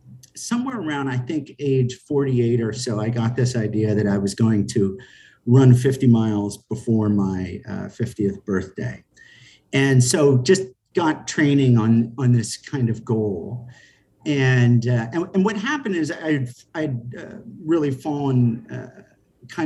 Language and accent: English; Rochester, New York, United States; moved away as an adult; now in New York City, United States; I'm actually born and raised in Rochester, New York, and I've been in the city now for, you know, over 20 years now